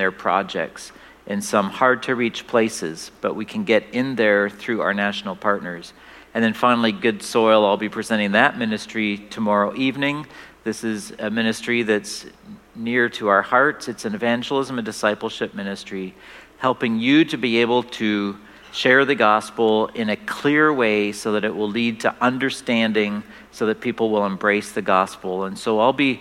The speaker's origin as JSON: {"language": "English", "country": "Canada", "moved": "as an adult", "said": "We are originally from Canada, and now we're back here"}